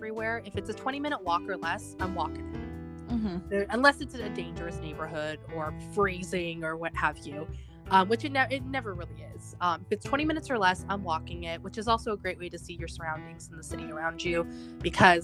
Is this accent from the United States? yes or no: yes; California, United States; I am from California.